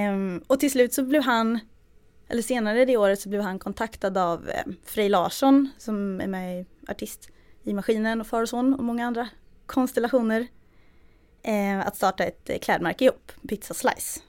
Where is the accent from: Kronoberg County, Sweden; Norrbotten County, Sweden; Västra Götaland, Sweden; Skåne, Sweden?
Kronoberg County, Sweden; Växjö; jag är från Småland, från Växjö, eller utanför Växjö.